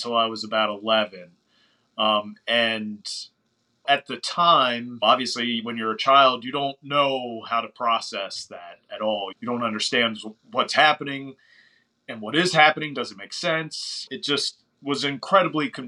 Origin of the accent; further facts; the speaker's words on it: outside of Baltimore, Maryland, United States; We grew up probably like 30, 45 minutes outside of Baltimore.